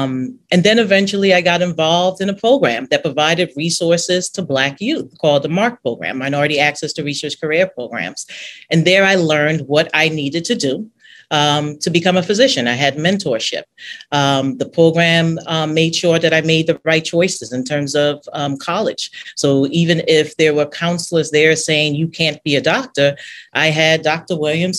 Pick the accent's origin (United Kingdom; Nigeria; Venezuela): Nigeria; And I was like, no, you know, I'm Nigerian.